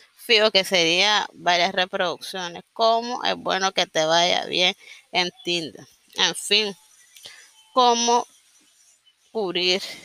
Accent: Nicaragua; sobre todo soy nicaragüense, vivo en Nicaragua

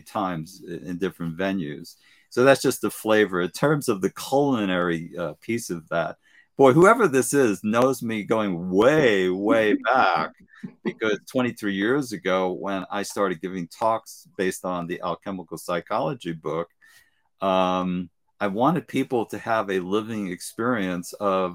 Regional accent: New York City, New York, United States; I was brought up in East New York and the government projects with gangs.

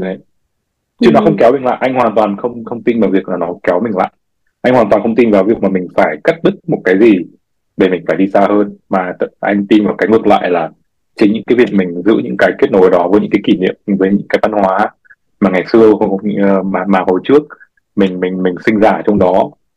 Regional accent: Vietnam; moved away as an adult; mình sinh ra mình lớn lên từ Việt Nam

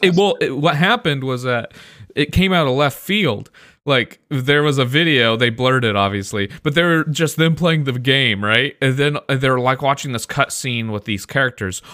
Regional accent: Midwest, United States; I'm from the Midwest.

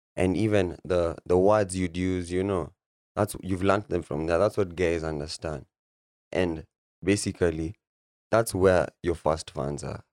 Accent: Nairobi, Kenya; also born or lived in Isiolo; I'm from Nairobi, Lang'ata, Nairobi.

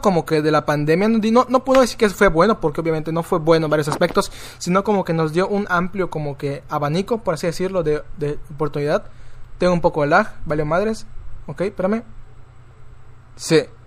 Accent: Tizimín, Yucatán, Mexico; Yo soy de Tizimim.

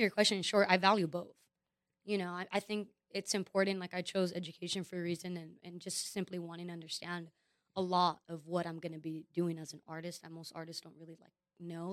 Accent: Los Angeles, California, United States; also born or lived in Florida; being born and raised in Los Angeles

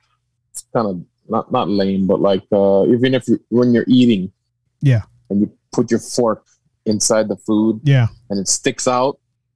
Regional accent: Hawaii, United States; growing up in Hawaii.

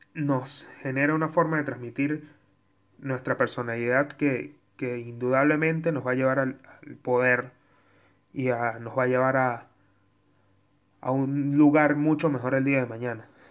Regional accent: Mérida, Venezuela; de Mérida, de donde yo soy

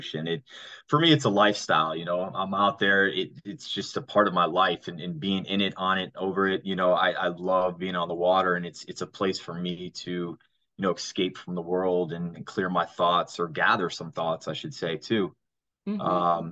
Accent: South Florida, United States; I grew up here in South Florida

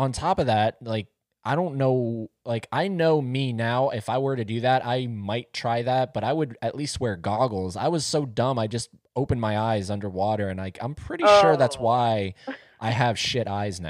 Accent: Florida, United States; I'm from Florida.

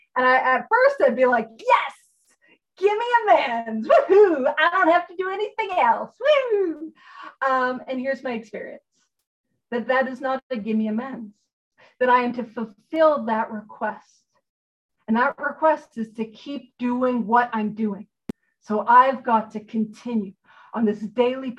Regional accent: Canada; I'm a Canadian

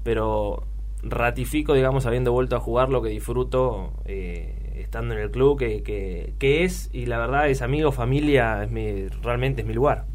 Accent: Luján, Buenos Aires Province, Argentina; soy un pibe de Luján de toda la vida.

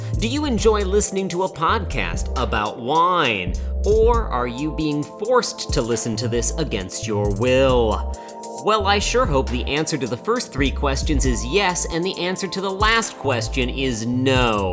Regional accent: Midwest, United States; I'm from the Midwest

